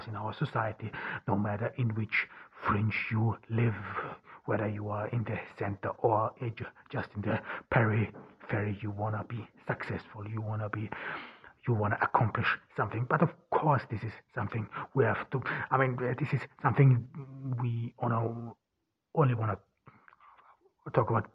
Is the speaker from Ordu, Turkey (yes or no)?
yes; Ordu, Turkey; moved away; We are here in Ordu, Turkey, a small town in the Black Sea region. I'm here in my home town and in my parents' home